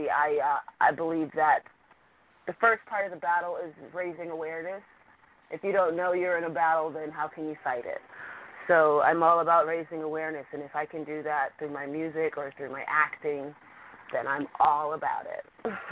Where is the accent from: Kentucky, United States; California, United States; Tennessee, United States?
California, United States; San Francisco; I am from San Francisco, California